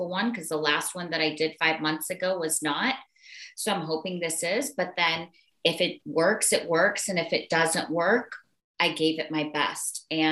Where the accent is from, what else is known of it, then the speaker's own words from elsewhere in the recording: Arkansas, United States; moved away; I grew up in Arkansas